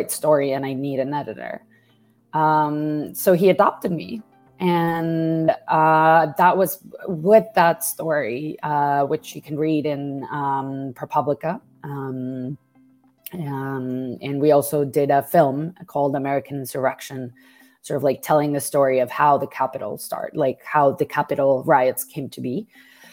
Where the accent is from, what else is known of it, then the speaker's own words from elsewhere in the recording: Mexico; moved away; I grew up as a Mexican woman